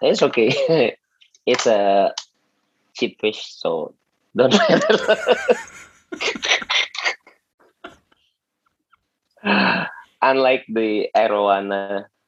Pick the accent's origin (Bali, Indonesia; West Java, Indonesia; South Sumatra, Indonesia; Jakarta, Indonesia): Jakarta, Indonesia; I was born and studying and living in Jakarta until now